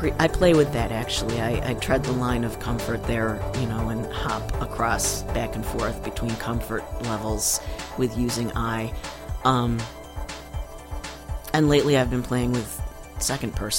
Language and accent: English; Buffalo, New York, United States; I grew up in Buffalo, New York